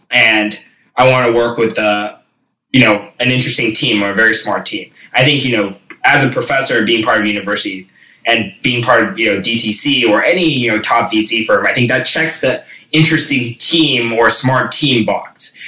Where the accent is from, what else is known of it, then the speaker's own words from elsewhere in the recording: Silicon Valley, California, United States; also born or lived in Boston; I grew up in Silicon Valley